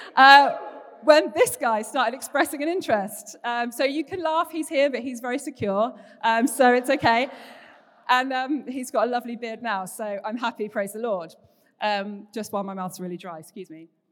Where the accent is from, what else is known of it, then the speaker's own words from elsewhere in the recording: Paignton, South West England, United Kingdom; moved away as an adult; also born or lived in Bath; I grew up down here in Paynton. There's currently four generations of my family, uh, living here in the Bay, so it's always been home